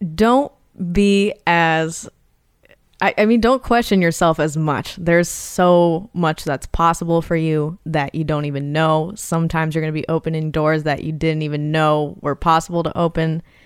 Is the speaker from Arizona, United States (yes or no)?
no; Irvine, California, United States; I'm from Irvine, California. It's like an hour south from L A. It's just outskirt suburbs. It's, like, quiet down here